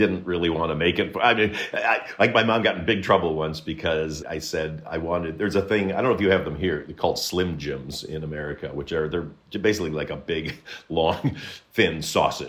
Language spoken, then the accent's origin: English; Michigan, United States; I grew up in Michigan and in the late 60s and early 70s